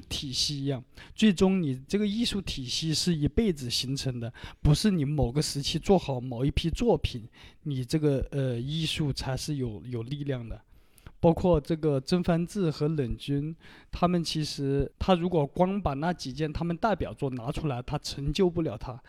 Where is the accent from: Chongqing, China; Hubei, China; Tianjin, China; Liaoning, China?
Hubei, China; Wuhan; also born or lived in Xianning, Hubei; now in Shanghai, China; 我出生地在这个，呃，属于湖北的一个市，咸宁市，然后后来生活居住在武汉